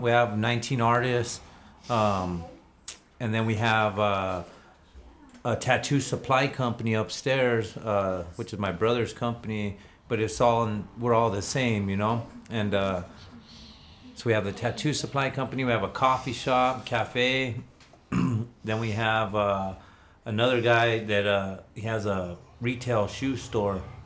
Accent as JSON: {"language": "English", "town": "Albuquerque", "region": "New Mexico", "country": "United States", "tie": "born or raised there", "said": "I grew up in the South Valley, um, but I've lived all over Albuquerque uh, my whole life."}